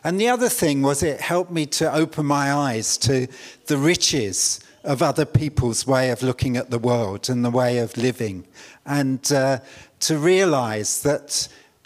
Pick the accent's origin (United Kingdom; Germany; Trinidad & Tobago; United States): United Kingdom; London; I was brought up in East London.